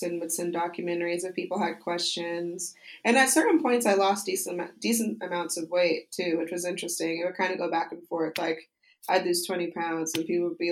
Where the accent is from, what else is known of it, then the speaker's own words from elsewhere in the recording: Utah, United States; moved away; I usually go back to Utah, which is my home state, for the holidays to visit my family.